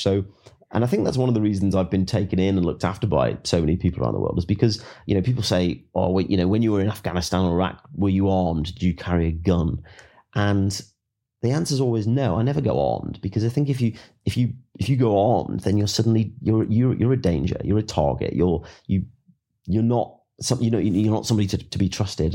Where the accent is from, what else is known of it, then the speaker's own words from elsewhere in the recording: England, United Kingdom; I'm from England